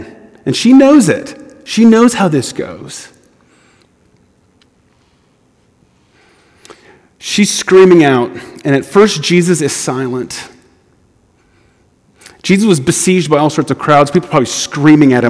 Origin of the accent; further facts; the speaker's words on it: United States; as an American